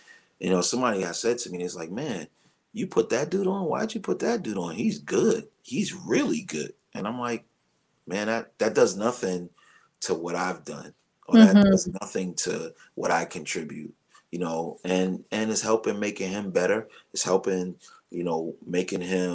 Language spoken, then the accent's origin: English; New York City, New York, United States; I'm a kid from Brooklyn. I came from Brooklyn playing my drums in my grandmother's house